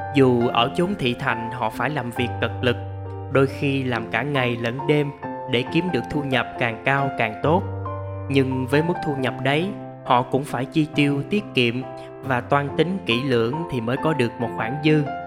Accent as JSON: {"language": "Vietnamese", "region": "Mekong Delta", "country": "Vietnam", "tie": "born or raised there", "moved": "yes", "lives_now": "Ho Chi Minh City, Vietnam", "said": "bà con miền tây quê tôi"}